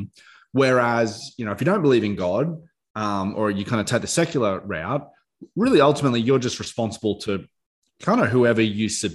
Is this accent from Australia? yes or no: yes; Australia; we have a responsibility as Australians